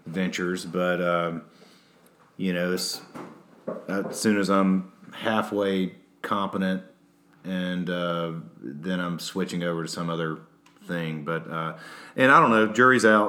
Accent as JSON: {"language": "English", "region": "Alabama", "country": "United States", "said": "I'm from Alabama"}